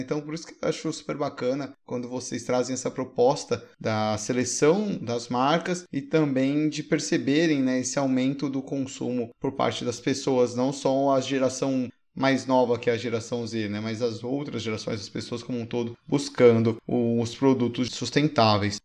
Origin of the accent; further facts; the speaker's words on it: Brazil; nós como brasileiros